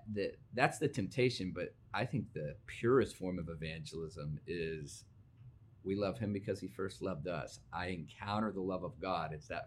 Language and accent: English; Virginia, United States; I grew up in Virginia, we could throw a rock and hit three churches by accident.